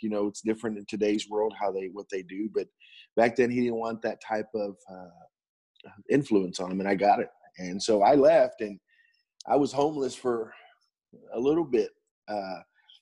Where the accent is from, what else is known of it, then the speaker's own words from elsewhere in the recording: Pasadena, Texas, United States; I was born and raised in Pasadena High School, born in Pasadena, Texas